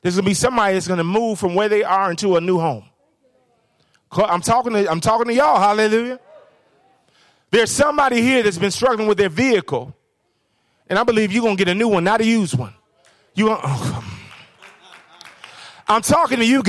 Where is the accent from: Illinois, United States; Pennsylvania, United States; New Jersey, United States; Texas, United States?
Illinois, United States; Chicago; I'm from Chicago.